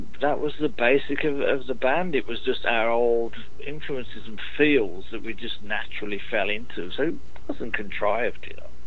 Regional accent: Birmingham, West Midlands, United Kingdom; moved away; also born or lived in London; in Birmingham, my hometown.

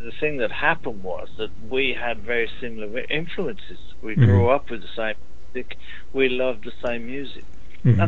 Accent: Birmingham, West Midlands, United Kingdom; moved away; also born or lived in London; in Birmingham, my hometown.

